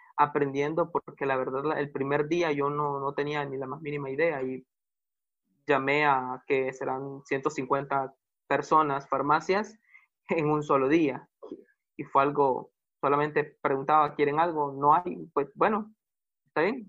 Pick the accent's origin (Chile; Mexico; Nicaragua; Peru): Nicaragua; soy nicaragüense